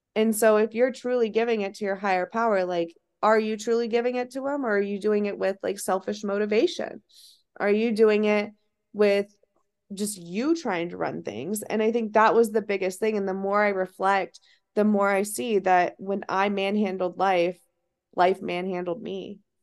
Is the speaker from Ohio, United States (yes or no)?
yes; Ohio, United States; moved away; I'm from Ohio